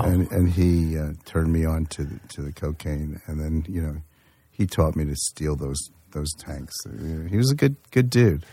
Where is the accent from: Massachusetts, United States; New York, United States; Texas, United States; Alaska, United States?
New York, United States; Yonkers; I grew up in in uh, mostly in Yonkers, New York